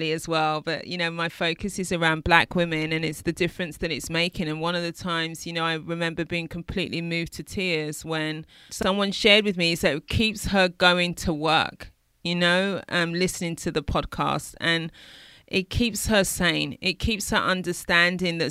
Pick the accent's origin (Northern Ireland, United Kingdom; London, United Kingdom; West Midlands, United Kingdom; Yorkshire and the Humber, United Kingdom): London, United Kingdom; I'm from East London